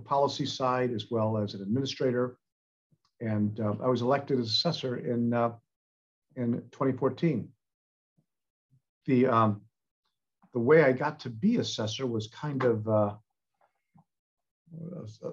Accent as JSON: {"language": "English", "town": "Warren", "region": "Michigan", "country": "United States", "tie": "born or raised there", "moved": "as an adult", "lives_now": "California, United States", "said": "I'm originally from Michigan. I grew up in the Detroit area, a city of Warren, Michigan"}